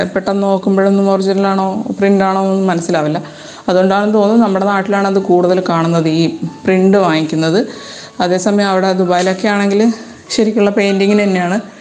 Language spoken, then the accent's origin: Malayalam; Malayali, Kerala, India; moved away as an adult; also born or lived in United Arab Emirates; നമ്മൾ മലയാളികളാണെങ്കിൽ